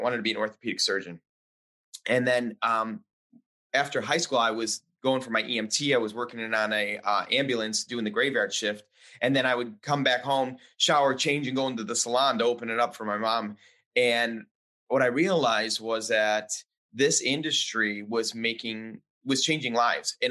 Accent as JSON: {"language": "English", "town": "Chicago", "region": "Illinois", "country": "United States", "tie": "born or raised there", "also_born_or_lived": "New York City / Dallas / Florida / Philadelphia", "moved": "as an adult", "said": "I grew up born and raised in Chicago, lived there most of my life"}